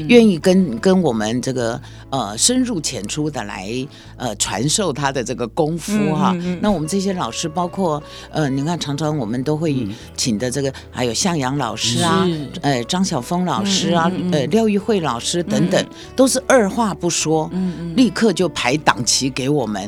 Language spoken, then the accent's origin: Chinese; Taichung, Taiwan; moved away; also born or lived in Taipei; 这是我的家乡。